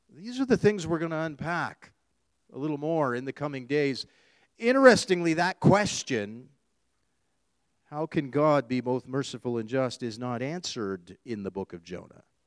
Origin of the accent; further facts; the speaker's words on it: Canada; being born and raised here in Canada